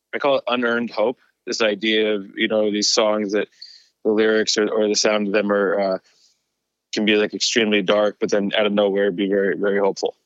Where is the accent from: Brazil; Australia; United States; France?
United States; New Jersey